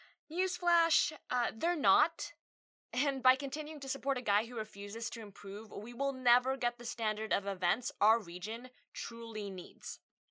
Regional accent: Australia; I'm an Australian-born Asian woman. The joke here is that I don't sound Australian. I've lived here for 3 decades now

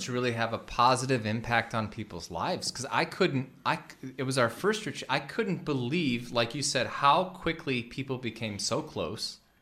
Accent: Midwest, United States; We're both from the Midwest

